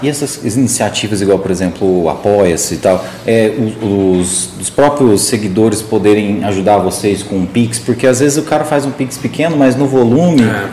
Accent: Morrinhos, Goiás, Brazil; eu nasci em Morrinhos aqui do lado

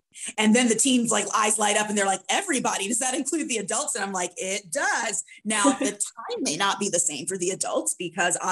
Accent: Florida, United States; I grew up in Florida

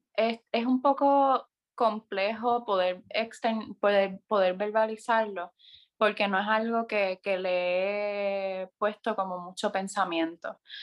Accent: San Sebastián, Puerto Rico; also born or lived in Mayagüez; Mi pueblo de crianza, San Sebastián

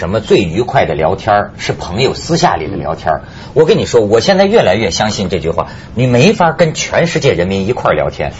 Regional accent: Shijiazhuang, Hebei, China; 你骂我石家庄人

